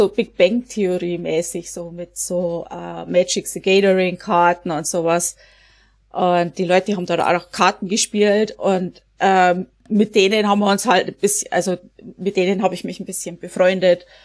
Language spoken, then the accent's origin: German; Bavaria, Germany; now in United States; Ich komme aus der Oberpfalz und bin in den USA, ähm, in Connecticut, also in Neuengland im Moment.